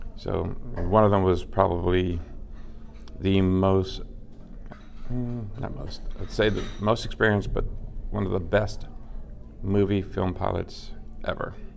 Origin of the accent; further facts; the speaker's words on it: Los Angeles, California, United States; moved away; I am originally from Los Angeles.